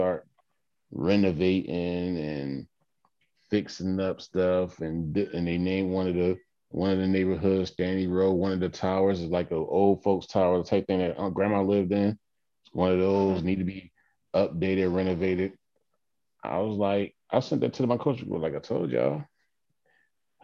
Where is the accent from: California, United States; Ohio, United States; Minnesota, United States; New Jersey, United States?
New Jersey, United States; Atlantic City; I am from Atlantic City